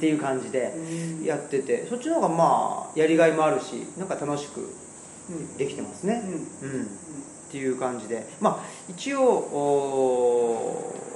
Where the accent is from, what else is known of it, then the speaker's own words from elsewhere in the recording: Saitama, Japan; moved away as an adult; now in Higashiyoshino, Japan; 僕は埼玉県出身ででして今は奈良県の東吉野村っていうところにあの、まあ、いわゆる移住っていうんですかね、今流行りのワードで言うと3年前に移住しまして